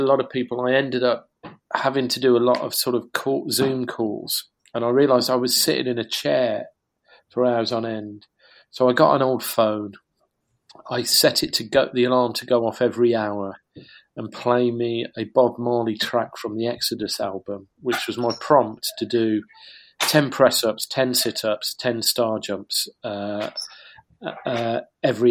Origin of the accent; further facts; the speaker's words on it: Kidderminster, West Midlands, United Kingdom; I was brought up in Worcestershire in a small town called Kidderminster, and I've just moved back near there in Bewdley.